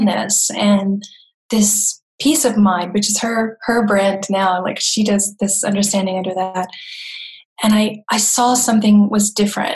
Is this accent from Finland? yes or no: no; Florida, United States; moved away as an adult; now in Germany; I come from the South, originally from Florida, and I've been living in Germany for about 25 years